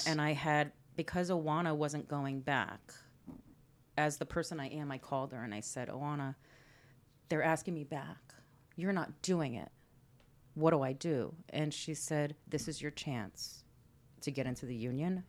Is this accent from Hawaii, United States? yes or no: no; Orange, Connecticut, United States; moved away; Orange, Connecticut.